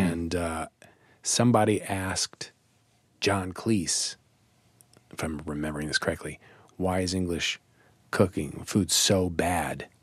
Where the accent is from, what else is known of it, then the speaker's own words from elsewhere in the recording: Kansas City, Kansas, United States; moved away as an adult; also born or lived in California; now in New York, United States; I was actually in Kansas City on the other side. I was on, kind of on the border of Missouri and Kansas.